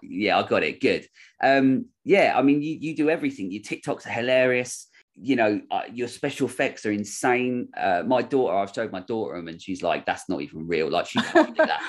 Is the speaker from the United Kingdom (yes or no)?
yes; United Kingdom; I'm British